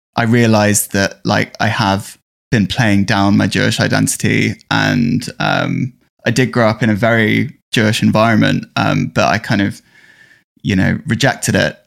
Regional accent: London, United Kingdom; I'm from North London, um, a very suburban area, and it was really boring growing up where you know, where I grew up.

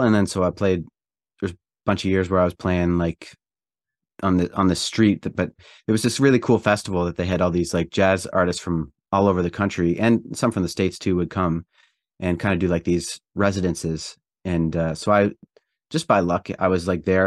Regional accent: Prince Edward Island, Canada; I grew up in Eastern Canada in a province called Prince Edward Island

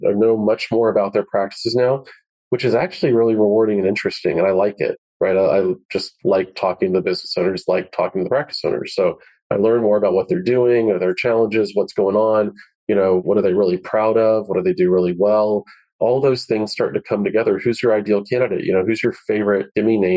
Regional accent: Florida, United States; I grew up in Florida

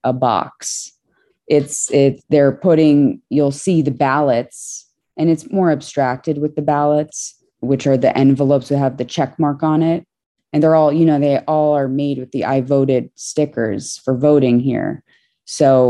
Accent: New York City, New York, United States; was born in New York City, sort of around one block south of Canal Street in Tribeca near Chinatown

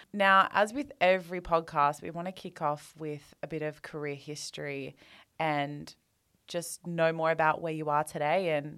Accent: Australia; now in Sydney, Australia; We're two Australian girls

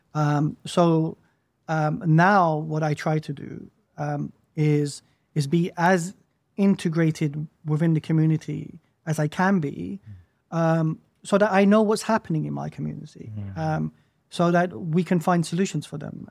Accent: United Kingdom; as a Muslim growing up in the West, I was dislocated from my Islamic historical past, mm. and I was dislocated from the historical past of the nation that I was born

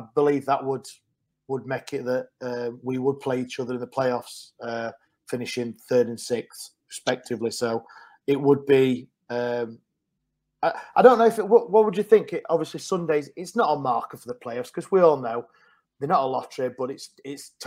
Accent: Sheffield, Yorkshire and the Humber, United Kingdom; I'm from Sheffield, but I work in Derby

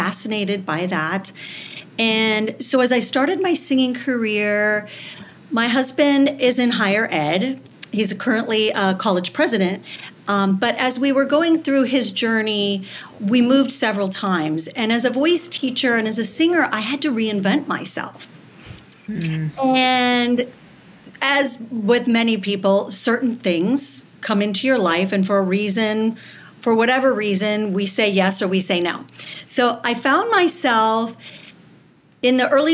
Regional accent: Southern California, United States; also born or lived in Michigan; now in New York, United States; I grew up in Southern California, right by Disneyland

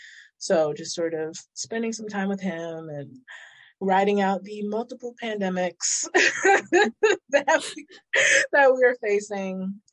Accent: Philadelphia, Pennsylvania, United States; moved away as an adult; also born or lived in Washington State; now in North Carolina, United States; I was born in Philadelphia, and I flip-flopped a little for my early life between Philadelphia and Washington State. I moved back and forth a couple times, but I came back, you know, I did like kindergarten through third grade there as well.

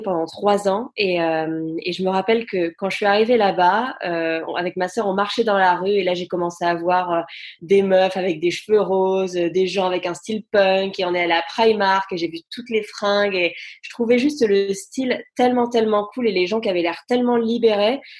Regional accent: France; moved away as an adult; also born or lived in London, United Kingdom / Brighton, United Kingdom; now in United Kingdom; j'ai quitté la France quand j'avais 19 ans

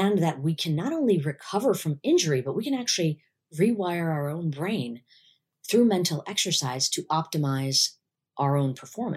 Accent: United States; I'm an Indian woman living in the US

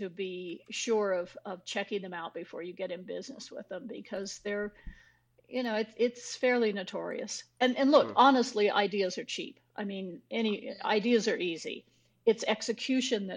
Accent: New Mexico, United States; I grew up in New Mexico

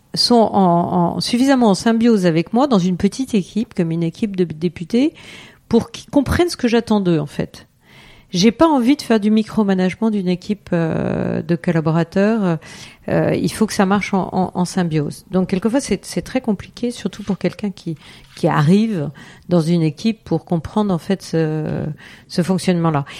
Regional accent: Eure-et-Loir, Centre-Val de Loire, France; also born or lived in Paris; Je suis originaire aussi d'Eure-et-Loire

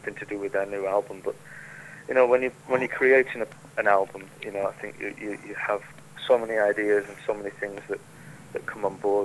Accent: Fleetwood, North West England, United Kingdom; I'm from Fleetwood in Lancashire, which is a bit further north than Manchester.

